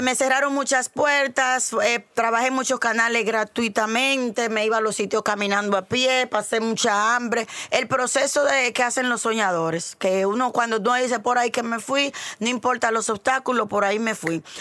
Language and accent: Spanish; Dominican Republic; el prototipo de mujer dominicana soy yo